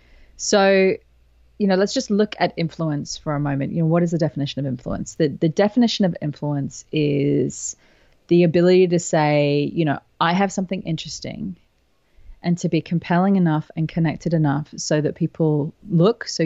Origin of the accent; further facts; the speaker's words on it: England, United Kingdom; moved away as an adult; now in Sydney, Australia; I was born in England. So I spent the first 20 years of my life in England